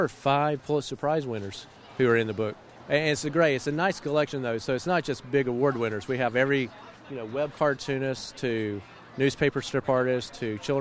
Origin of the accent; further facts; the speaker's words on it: Asheville, North Carolina, United States; my hometown of Asheville, North Carolina